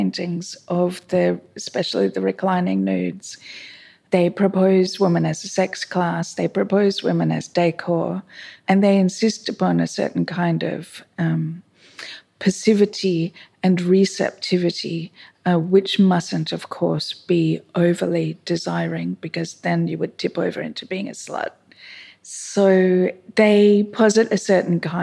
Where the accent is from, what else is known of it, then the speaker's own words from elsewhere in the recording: Melbourne, Victoria, Australia; moved away as an adult; now in Sydney, Australia; I'm from Melbourne, actually, but I've lived in Sydney for 20 years